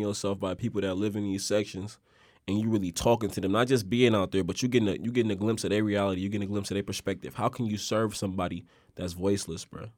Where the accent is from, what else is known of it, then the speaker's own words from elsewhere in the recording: Oakland, California, United States; me growing up in Oakland, bruh, and growing up in Oakland